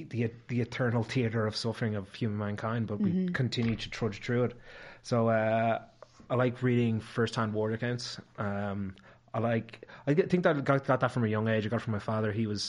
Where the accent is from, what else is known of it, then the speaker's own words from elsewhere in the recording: Ireland; there wasn't a lot of people of my hue growing up in Ireland at the time.